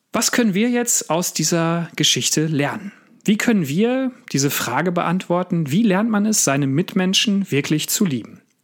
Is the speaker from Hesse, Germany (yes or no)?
no; Sauerland, North Rhine-Westphalia, Germany; Ich bin in Westfalen aufgewachsen, im Sauerland habe dort meine Kindheit und meine Jugend verbracht